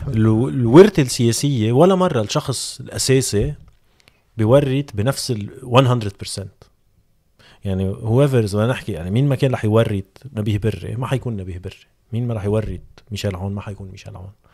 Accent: Lebanon; نحن كلبنانيه

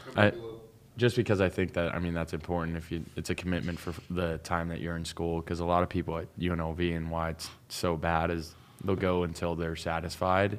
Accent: Pittsburgh, Pennsylvania, United States; moved away as an adult; also born or lived in Las Vegas, Nevada; I'm originally from Pittsburgh, Pennsylvania

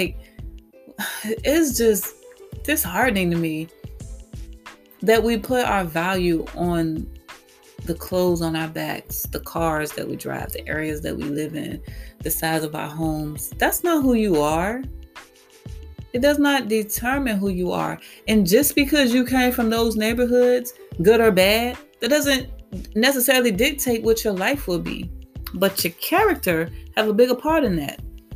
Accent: Petersburg, United States; I grew up in Fifth Ward. I grew up in what they call the heart of the hood

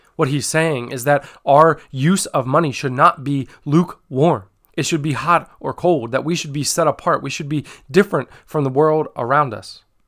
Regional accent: United States; as a church, as the American church, as Hope Christian Fellowship

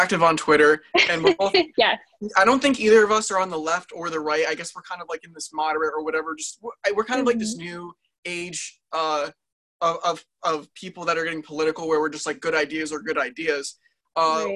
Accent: New Jersey, United States; we're from Jersey.

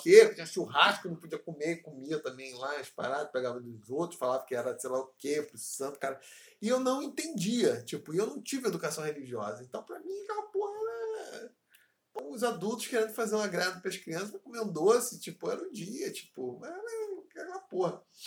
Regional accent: Paracambi, Rio de Janeiro, Brazil; first language Portuguese; also born or lived in Seropédica / Bangu; Eu nasci em Paracambi

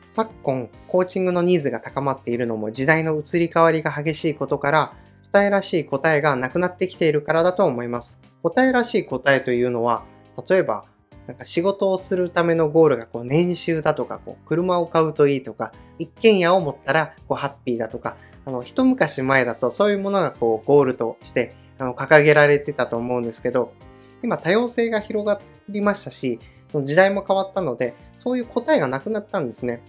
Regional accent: Kanto, Japan; also born or lived in Akita Prefecture; 私は生まれは秋田県で育ちは関東なので、夏休みになると秋田県に帰っていたんですね

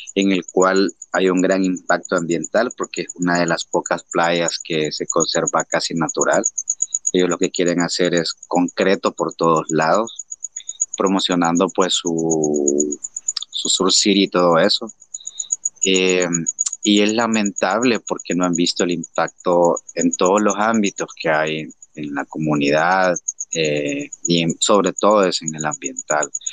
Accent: El Salvador; somos los salvadoreños, los que amamos este país

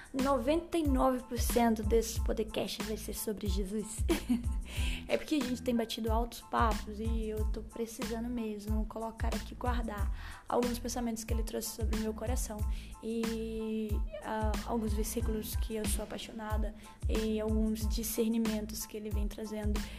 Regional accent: Estância, Sergipe, Brazil; accent: nordestino; Sou sergipana, por isso esse sotaque nordestino aqui. É, especificamente estanciana, uma cidadezinha do interior aqui de Sergipe.

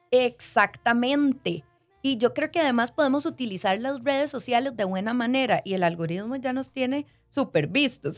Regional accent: Costa Rica; como ticos también necesitamos

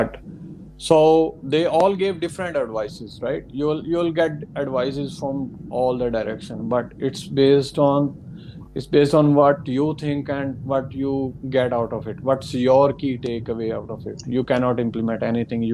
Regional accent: India; moved away as an adult; also born or lived in Melbourne, Australia; now in Orange, Australia; I'm from India, I'm planning to come to Australia

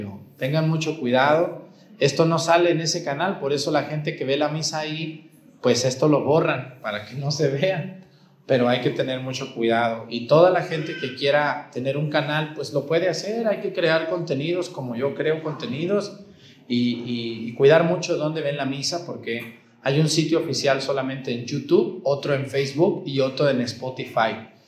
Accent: Mexico; Les está cayendo el 20, decimos en México

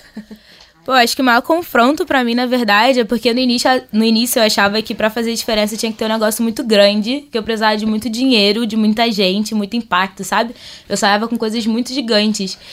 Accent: Rio de Janeiro, Brazil; vim do Rio de Janeiro, do Caxambi, da Zona Norte.

